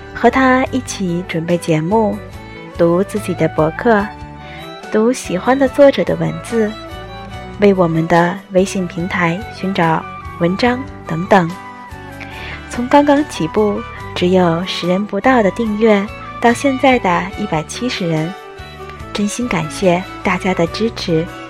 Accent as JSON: {"language": "Chinese", "region": "Tianjin", "country": "China", "tie": "born or raised there", "also_born_or_lived": "Tokyo, Japan", "moved": "as an adult", "lives_now": "Shizuoka, Japan", "said": "我是一只出生于天津、长在海河边上的猫。 从小到大学都没有出过天津的我，如今在日本留学"}